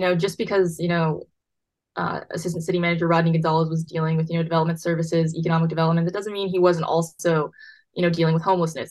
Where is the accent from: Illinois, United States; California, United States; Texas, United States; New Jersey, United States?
Texas, United States; Buda; I'm from Buda